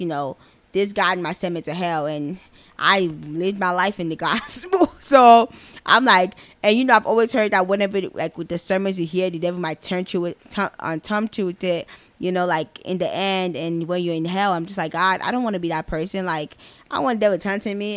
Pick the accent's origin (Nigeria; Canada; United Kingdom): Nigeria; I am Nigerian, the best country in Africa